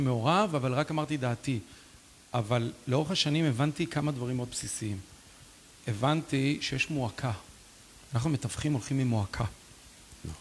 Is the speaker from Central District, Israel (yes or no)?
yes; Ra'anana, Central District, Israel; moved away; also born or lived in Canada / Lithuania; העיר הזאת, גדלנו בשיכון, אבל מאוד השפיעה עליי